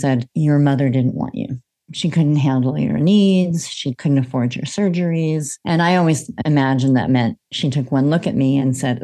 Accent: United States; moved away as an adult; now in Australia; I'm an American in Australia

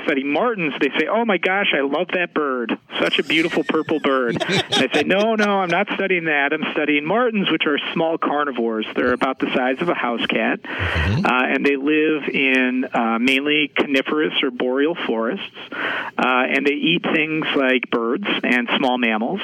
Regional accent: Madison, Wisconsin, United States; also born or lived in Seattle, Washington / Wyoming / Alaska; I'm originally from Seattle, Washington, but I actually grew up most of my life here in the great state of Wisconsin. I grew up in Madison

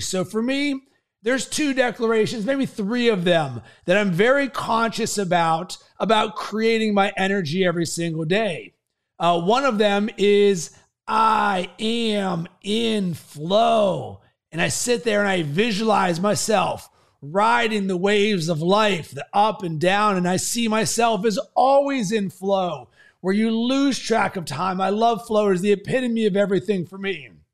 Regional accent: Pittsburgh, Pennsylvania, United States; I'm from Pittsburgh

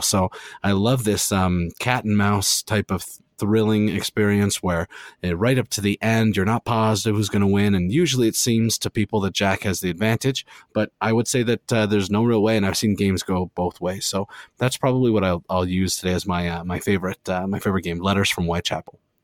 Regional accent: Canada; as a Canadian board gamer

